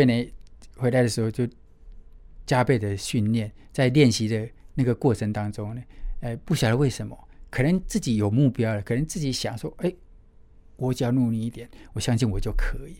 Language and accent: Chinese; Kinmen County, Taiwan; moved away; also born or lived in Nagoya, Japan; 我从金门来到台湾